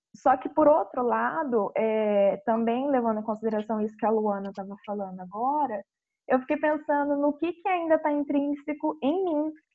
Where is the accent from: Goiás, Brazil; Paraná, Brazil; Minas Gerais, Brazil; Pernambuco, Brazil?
Paraná, Brazil; Paranavaí; eu sou de Paranavaí, Paraná